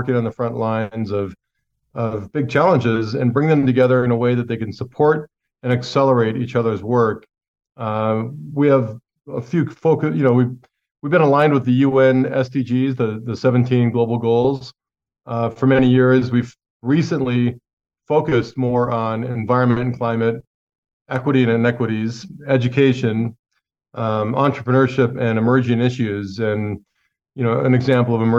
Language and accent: English; Montana, United States; I grew up in Montana